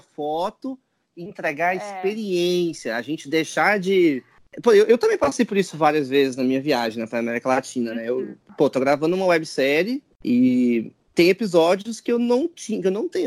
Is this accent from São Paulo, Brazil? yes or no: no; Goiânia, Goiás, Brazil; sou de Goiânia, fui criado em roça